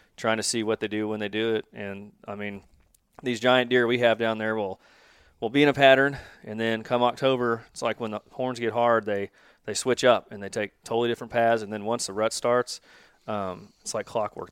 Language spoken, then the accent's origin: English; Kansas City, Missouri, United States; also born or lived in Lee's Summit, Missouri; born and raised in Kansas City, live in Lee Summit.